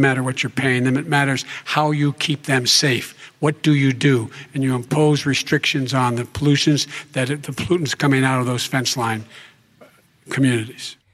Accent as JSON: {"language": "English", "town": "Claymont", "region": "Delaware", "country": "United States", "tie": "born or raised there"}